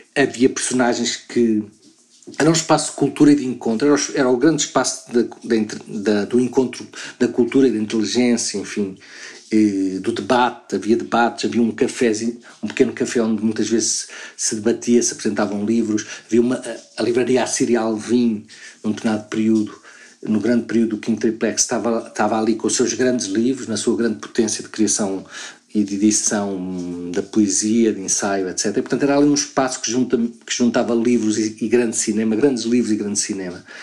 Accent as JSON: {"language": "Portuguese", "town": "Luanda", "region": "Luanda Province", "country": "Angola", "tie": "born or raised there", "moved": "yes", "lives_now": "Lisbon, Portugal", "said": "eu nasci em Luanda"}